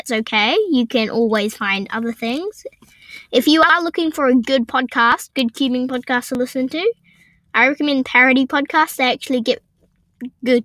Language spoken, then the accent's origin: English; New Zealand; I'm a Kiwi